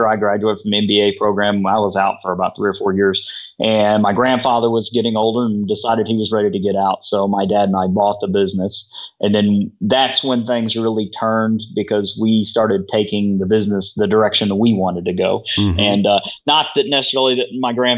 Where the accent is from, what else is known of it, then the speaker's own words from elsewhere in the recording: Missouri, United States; I grew up in Missouri